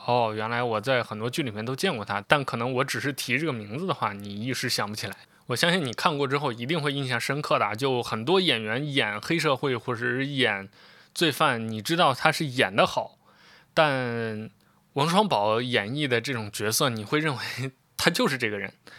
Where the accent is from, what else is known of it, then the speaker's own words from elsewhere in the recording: Xi'an, Shaanxi, China; 我是一个西安人，但又不是那么西安的西安人。就我出生地并不是西安，但之后就，很长时间在西安生活，所以我的故乡认同就是西安